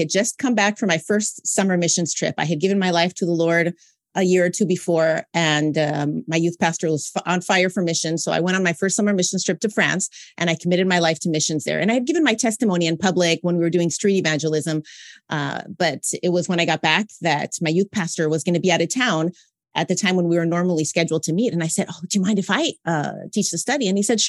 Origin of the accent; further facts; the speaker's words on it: California, United States; now in Montreal, Canada; So I'm originally from Southern California, but I'm currently residing in Montreal, Quebec, Canada.